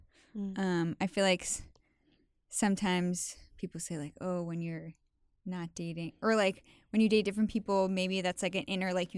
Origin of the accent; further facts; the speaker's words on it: New York, United States; I think also growing up in New York too, like, I know New York still has work